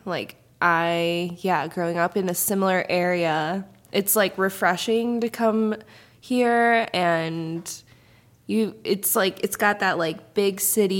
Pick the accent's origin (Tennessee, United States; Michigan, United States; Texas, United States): Michigan, United States; Sterling Heights; I grew up in Sterling Heights, actually.